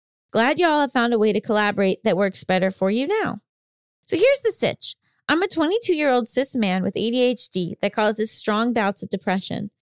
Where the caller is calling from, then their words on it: Italy; from Italy.